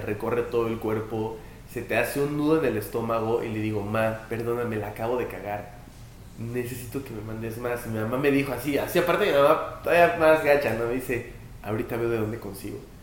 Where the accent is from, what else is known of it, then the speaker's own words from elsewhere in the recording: Puebla, Mexico; yo soy de Puebla